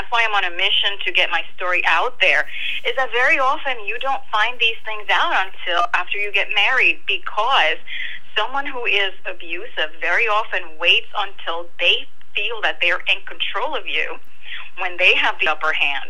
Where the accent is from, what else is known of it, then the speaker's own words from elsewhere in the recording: Puerto Rico; now in New Jersey, United States; I am from Puerto Rico, and I live in New Jersey